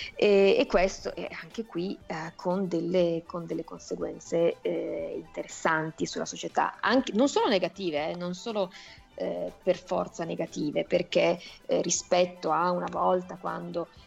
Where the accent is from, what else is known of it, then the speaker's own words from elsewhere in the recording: Italy; sono figlia di padre giapponese e madre italiana, sono però nata e cresciuta in Italia